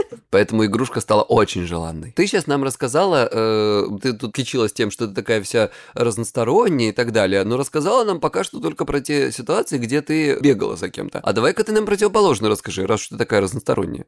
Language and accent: Russian; Krasnodar Krai, Russia; я с Кубани